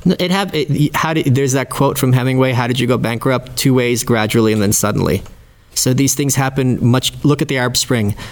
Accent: Ukraine; now in United States; I was born in the Soviet Union

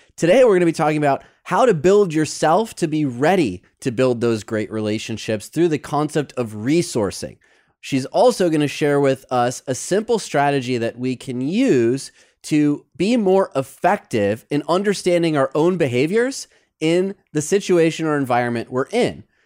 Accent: Detroit, Michigan, United States; now in Los Angeles, United States; I grew up in Detroit

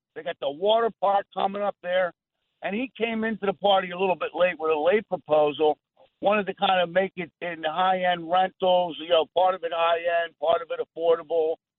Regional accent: Ventnor, New Jersey, United States; also born or lived in Atlantic City; I was born in Atlantic City, grew up in Ventnor, a couple blocks from the beach

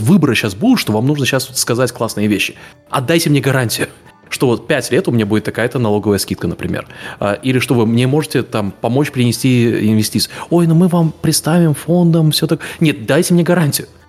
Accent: Latvia; also born or lived in Lithuania; я, понятно, привязан к Латвии, потому что я там вырос, но я в Литве жил тоже год

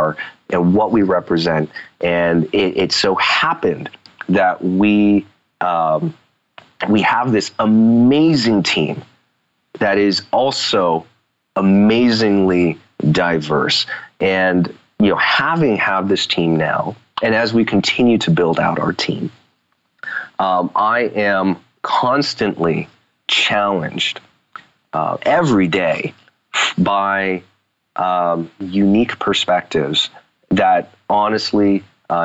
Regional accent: United States; I was born here in the States. I'm U.S. citizen

